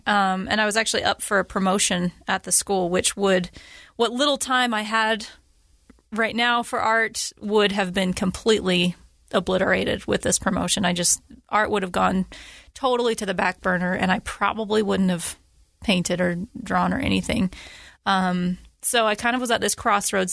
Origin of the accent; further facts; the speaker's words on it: Utah, United States; I was born and raised here in Utah